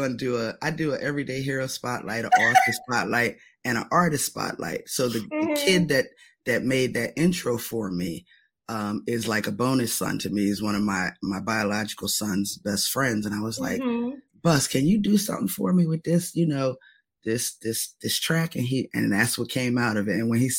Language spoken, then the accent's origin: English; Camden, New Jersey, United States; moved away; I am originally from Camden, which is just over the bridge from Philly.